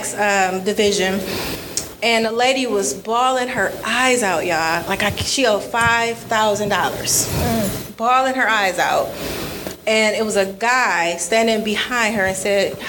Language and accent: English; Detroit, Michigan, United States; So I'm born and raised in Detroit, and I could tell, like, graduated high school, DPS school, Cass Tech